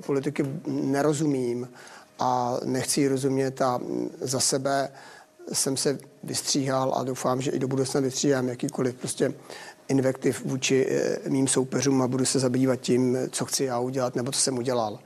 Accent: Telč, Vysočina Region, Czechia; v mém rodném městě v Telči

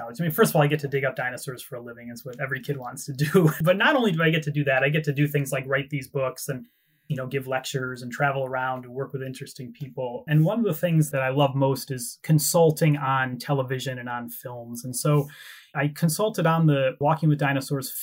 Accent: United States; moved away as an adult; also born or lived in Britain; now in United Kingdom; people like me growing up in America

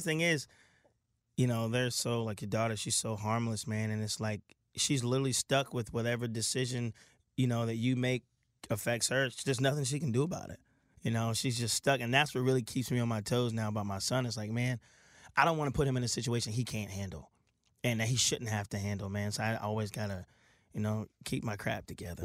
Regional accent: Milton, Delaware, United States; moved away; I was born and raised right in Milton

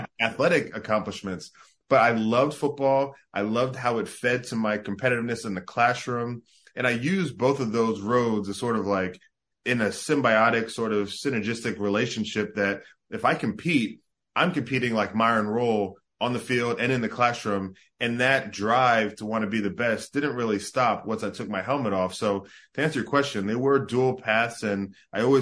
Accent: South Jersey near Atlantic City, New Jersey, United States; born or raised there; also born or lived in Bahamas

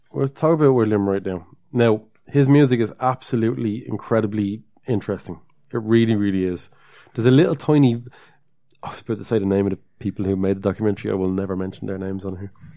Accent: Dublin, Leinster, Ireland; accent: Dublin; we're from Dublin

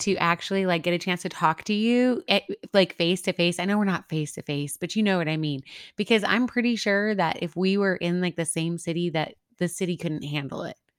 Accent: Midwest, United States; now in El Paso, United States; I'm originally from the Midwest

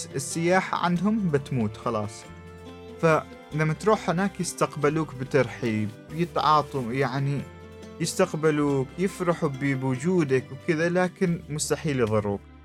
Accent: Oman; أنا من عمان وأنا مسلم

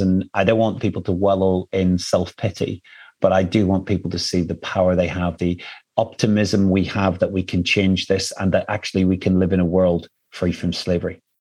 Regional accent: Ireland; I come from Ireland

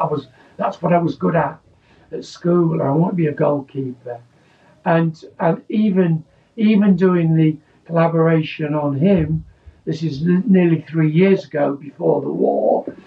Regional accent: Scunthorpe, Yorkshire and the Humber, United Kingdom; born there; So I was born in Scunthorpe. I wanted to play for Scunthorpe United.

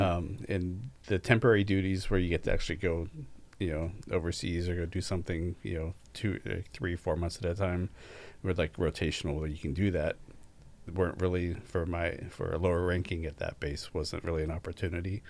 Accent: Pittsburgh, Pennsylvania, United States; also born or lived in McKees Rocks; now in Oregon City, United States; originally I was born and raised in Pittsburgh

